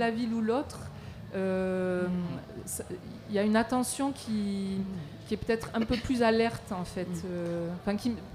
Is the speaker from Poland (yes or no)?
no; Marseille, Provence-Alpes-Côte d'Azur, France; moi je viens de Marseille